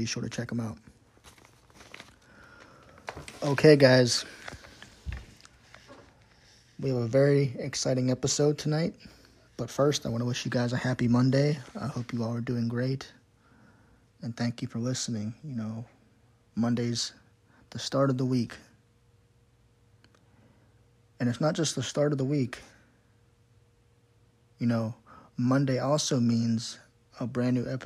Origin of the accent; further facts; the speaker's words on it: Pittsburgh, Pennsylvania, United States; I'm from Pittsburgh myself